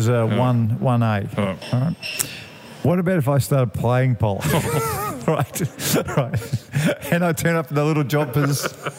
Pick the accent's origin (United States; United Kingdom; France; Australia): Australia; Shepparton, Victoria; I was born in Shepparton.